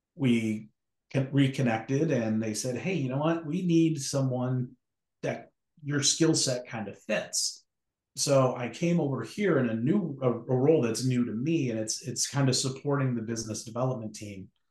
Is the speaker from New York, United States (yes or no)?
yes; Western New York, United States; moved away as an adult; also born or lived in Cleveland, Ohio / Chicago; I'm originally from Western New York.